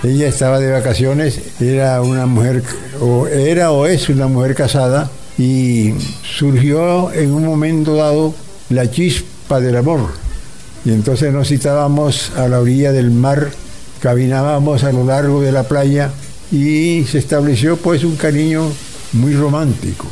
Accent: Soledad, Atlántico, Colombia; now in Barranquilla, Colombia; Cuando yo viví en los primeros años en mi pueblo de Soledad

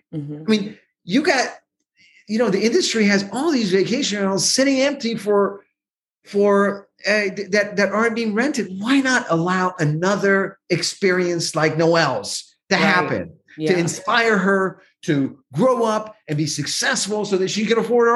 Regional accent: Santa Cruz, California, United States; right next to Santa Cruz, where I grew up

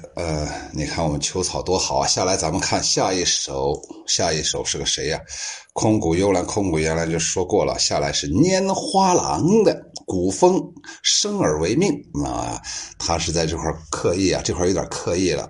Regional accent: Qingyuan, Guangdong, China; 我是广东庆安人

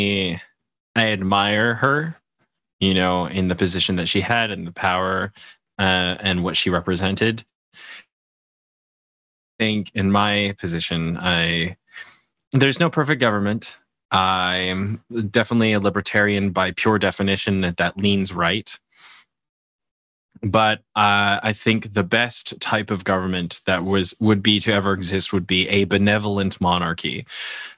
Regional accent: Canada; I'm part of the Commonwealth. I'm Canadian.

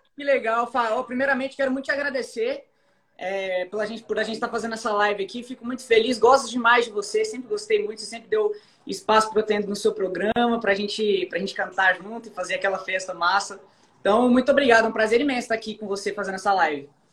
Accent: Barueri, São Paulo, Brazil; moved away as an adult; now in Goiânia, Brazil; eu nasci fui criado em São Paulo, em Barueri

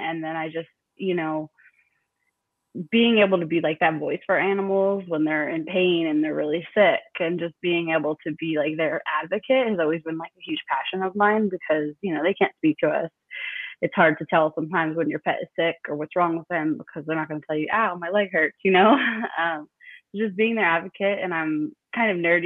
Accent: New York, United States; moved away as an adult; now in Austin, United States; So I am born and raised in New York. I originally moved out here in 2017

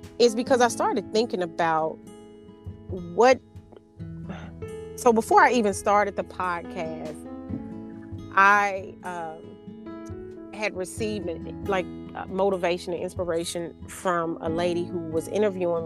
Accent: Arkansas, United States; I'm from Arkansas, which is the natural state

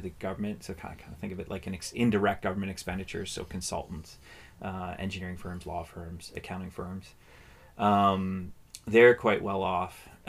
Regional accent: Canada; And that's part of what being Canadian is. And that's a good thing, I think.

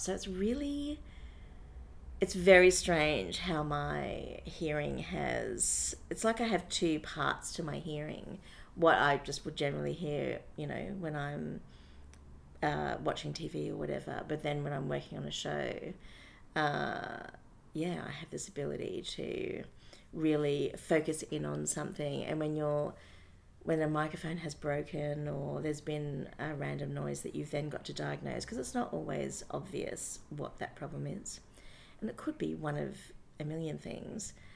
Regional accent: Brisbane, Queensland, Australia; I grew up in Brisbane

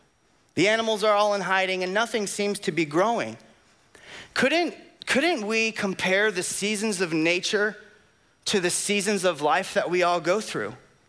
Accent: Florida, United States; Now, because we're from Florida, I need you all to use your imaginations, because here in Florida, we know that we have hot, hotter, hottest, and 3 days of cold.

